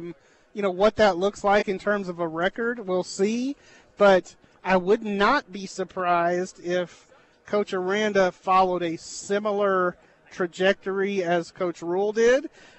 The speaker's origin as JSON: {"language": "English", "town": "Brenham", "region": "Texas", "country": "United States", "tie": "born or raised there", "said": "So I started at the Brenham Banner Press at my hometown in 96."}